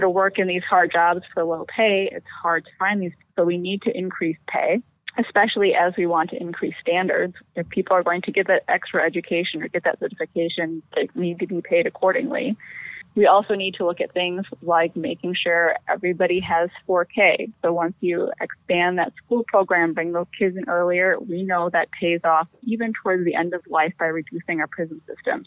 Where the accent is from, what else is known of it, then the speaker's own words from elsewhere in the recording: Appleton, Wisconsin, United States; I was born right here in Appleton, Wisconsin, where I still live